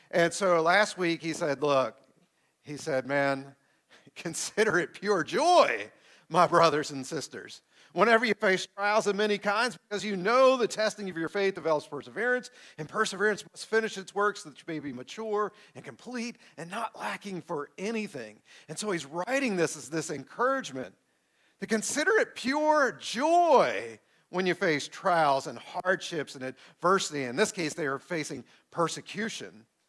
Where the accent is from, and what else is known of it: United States